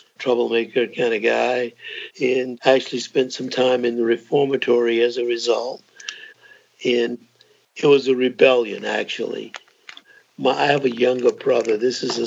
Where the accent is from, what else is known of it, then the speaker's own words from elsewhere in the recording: Greenville, South Carolina, United States; moved away as an adult; I grew up in South Carolina, Greenville, South Carolina, and of course, in a very rigidly segregated era